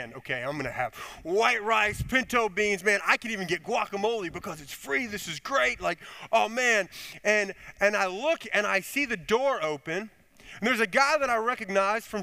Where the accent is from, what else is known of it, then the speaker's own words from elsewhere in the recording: Chicago, Illinois, United States; moved away as an adult; also born or lived in Connecticut; I grew up in Illinois, in the Chicago area